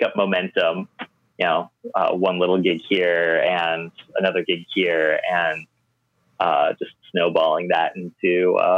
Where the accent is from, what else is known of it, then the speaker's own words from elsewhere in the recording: Midwest, United States; also born or lived in California; now in New York, United States; I'm a Midwesterner, I think. I miss the Midwest.